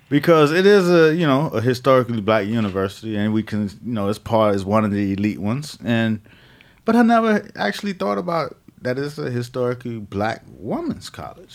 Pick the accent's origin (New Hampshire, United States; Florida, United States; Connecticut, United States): Florida, United States; Miami; I grew up in the Northwest side of Miami